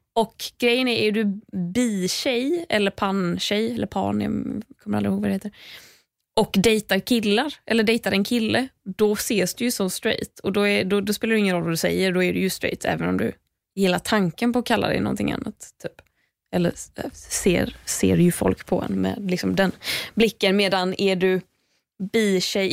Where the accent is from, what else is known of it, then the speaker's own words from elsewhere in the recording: Gothenburg, Västra Götaland, Sweden; moved away; när jag var hemma i Göteborg